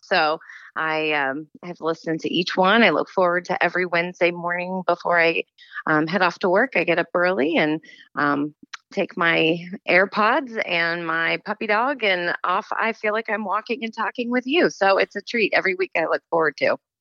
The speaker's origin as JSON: {"language": "English", "town": "St. Louis", "region": "Missouri", "country": "United States", "tie": "born or raised there", "moved": "as an adult", "said": "grew up in St. Louis"}